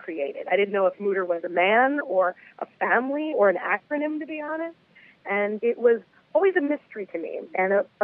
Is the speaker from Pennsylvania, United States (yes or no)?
yes; Philadelphia, Pennsylvania, United States; moved away as an adult; also born or lived in New York City; I grew up in Philadelphia, Philly born and raised